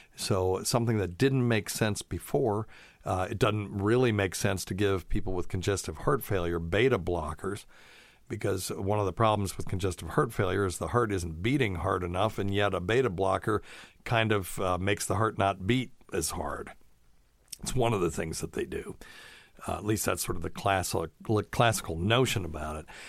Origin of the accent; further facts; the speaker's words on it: the South, United States; also born or lived in Vermont / Tennessee; I've always lived in the South, except for a few years in my youth.